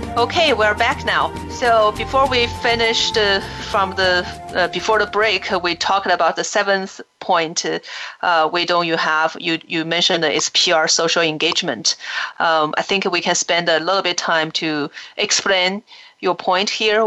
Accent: China; when we grew up in China

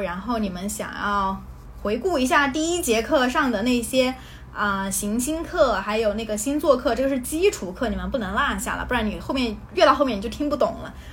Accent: China; moved away; 我又是个外国人，我是中国人

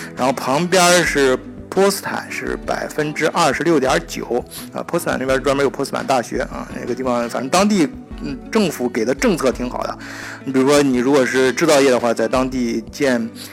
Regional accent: China; 像我们中国人都知道的

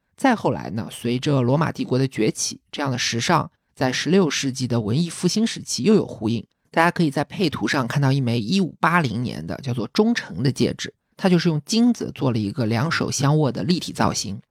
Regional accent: China; 就像我们中国人一看到梅兰竹菊就知道代表君子

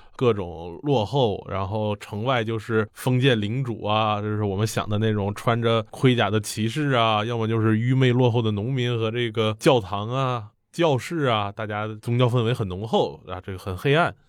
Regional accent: China; 我们中国人

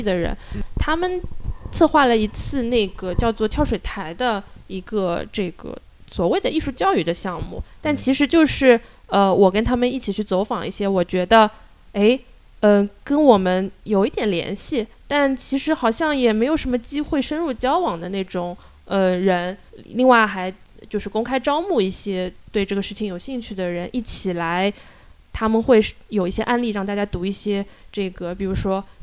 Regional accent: rural Shanghai, China; 我从小嗯。在上海的乡村

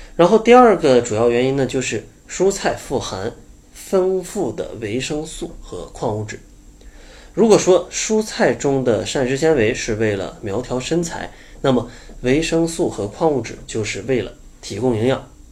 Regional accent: Northeast China, China; 我也是东北人

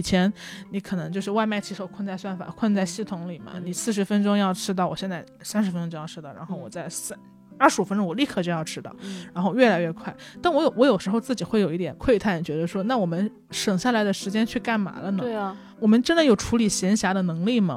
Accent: Hunan, China; now in Beijing, China; 我是湖南人，我在北京

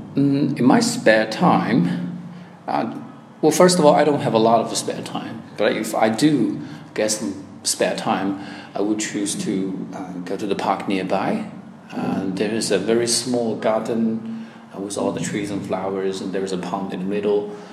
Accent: Changsha, Hunan, China; also born or lived in Melbourne, Australia; my hometown can learn uh, the stories about uh, the, the ancient uh, city of Changsha

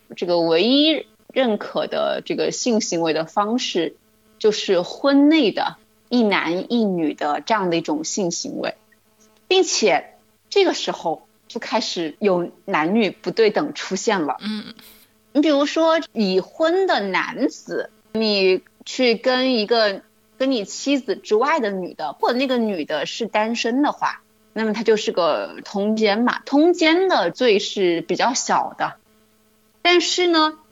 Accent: China; 特别是我们中国人，对于美国的认识其实是经历了一个反转的过程的

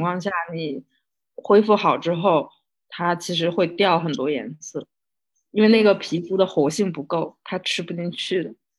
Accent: Northeast China, China; moved away; 我老家是东北的一个三线小，小城市

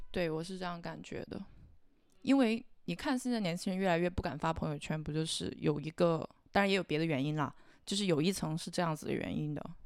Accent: China; 整个我们中国的一个社会环境都是这个样子

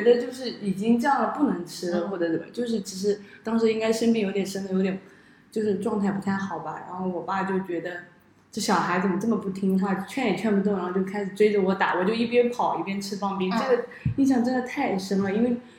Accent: Hangzhou, Zhejiang, China; now in Shanghai, China; 我家，因为我们杭州那边嘛

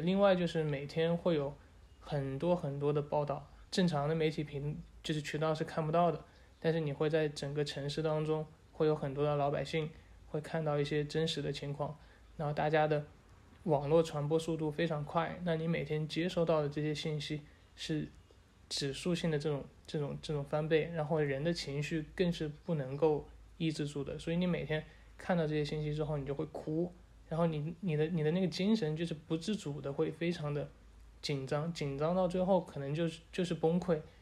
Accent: Wuhan, Hubei, China; 我是土生土长的武汉人，我从外面回来

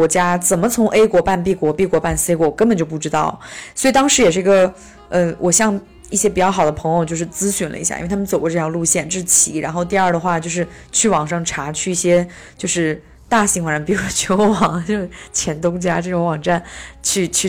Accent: China; 呃，我从小生活在中蒙边境，就开到蒙古国其实才一个小时

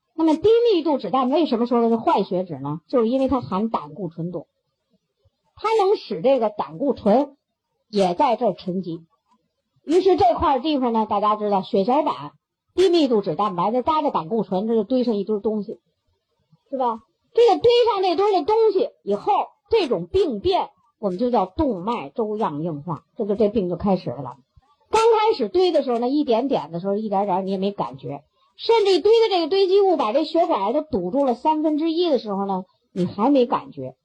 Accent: China; 我们中国人

